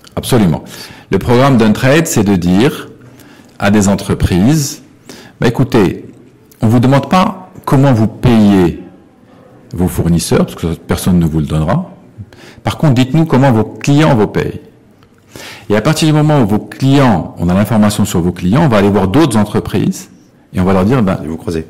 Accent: Morocco; on est marocain

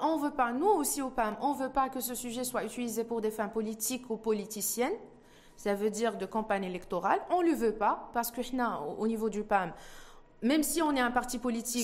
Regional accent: Morocco; On est tous des Marocains

